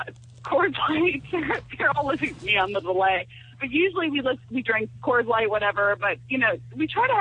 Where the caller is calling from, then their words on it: Central Pennsylvania, United States; we're calling from Central Pennsylvania.